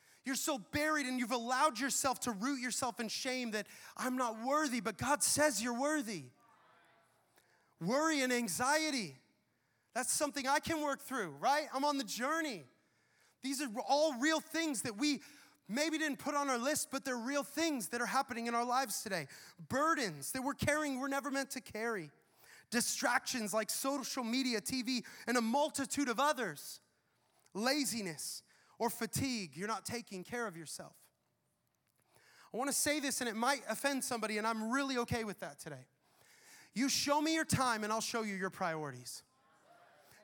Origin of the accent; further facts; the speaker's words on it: the Northwest, Pacific Northwest, United States; moved away as an adult; now in Tampa, United States; Brianna and I grew up in the Northwest where you have amazing trees, mountains